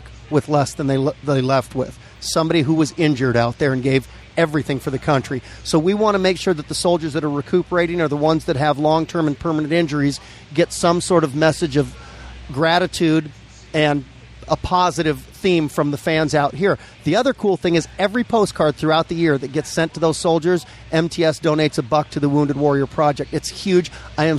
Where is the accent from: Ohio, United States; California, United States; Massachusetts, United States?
California, United States; Los Angeles; now in Norco, United States; I grew up in Granada Hills in the San Fernando Valley. We moved out to Norco 3 years ago